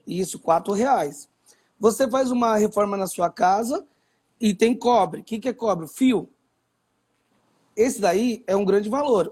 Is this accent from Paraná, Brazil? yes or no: no; São Paulo, Brazil; morador da favela da Vila Prudente, favelado da Gema, uma das favelas mais antigas de São Paulo